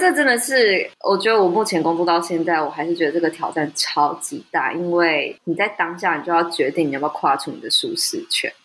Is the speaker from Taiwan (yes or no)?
yes; Taiwan; 在台湾土生土长的人